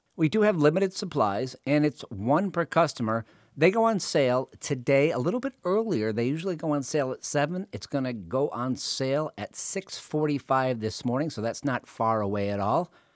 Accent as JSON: {"language": "English", "town": "Northampton", "region": "Massachusetts", "country": "United States", "tie": "born or raised there", "moved": "yes", "said": "my hometown, Northampton, Massachusetts"}